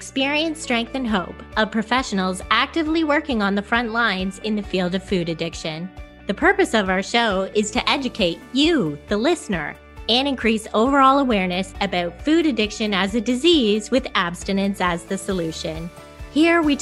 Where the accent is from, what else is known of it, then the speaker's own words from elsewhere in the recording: Parry Sound, Ontario, Canada; my hometown, Parry Sound